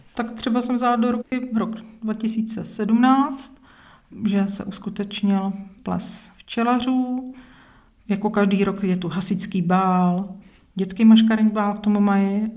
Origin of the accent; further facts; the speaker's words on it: Holašovice, South Bohemian Region, Czechia; Je to moje rodná obec.